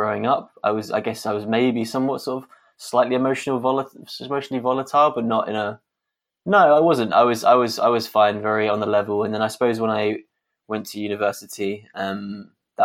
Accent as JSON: {"language": "English", "region": "London", "country": "United Kingdom", "tie": "born or raised there", "said": "I'm kind of born and raised Londoner"}